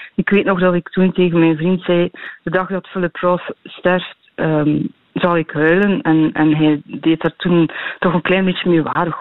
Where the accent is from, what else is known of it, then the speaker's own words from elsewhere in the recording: Tielt, Flanders, Belgium; in Tielt, in West-Vlaanderen, in de streek waar ik opgroeide